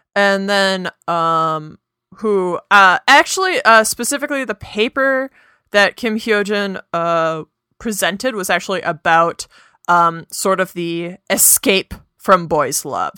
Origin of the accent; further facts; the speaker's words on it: United States; we are both American